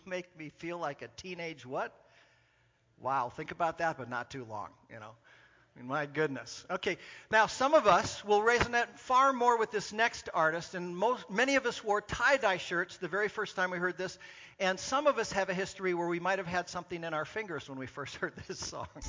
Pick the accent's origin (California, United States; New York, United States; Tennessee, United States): California, United States; Orange County; I grew up in Southern California, in Orange County, California